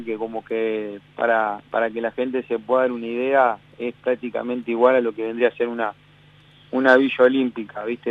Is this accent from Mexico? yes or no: no; Uruguay; moved away as an adult; also born or lived in Zaragoza, Spain; now in United States; yo me fui de Uruguay con 21 casi recién cumplido